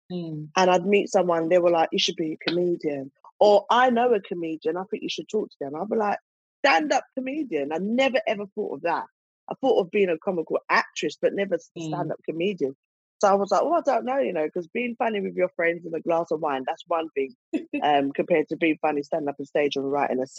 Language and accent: English; United Kingdom; we're British black women